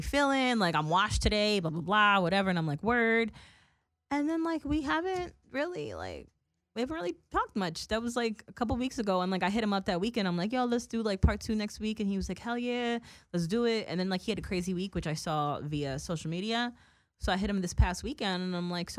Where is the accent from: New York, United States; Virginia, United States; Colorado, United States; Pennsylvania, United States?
New York, United States; moved away; we're from New York